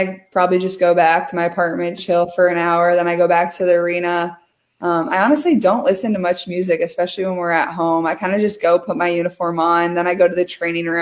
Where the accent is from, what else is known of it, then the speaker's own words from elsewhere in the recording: Iowa, United States; also born or lived in West Des Moines; I'm from Iowa.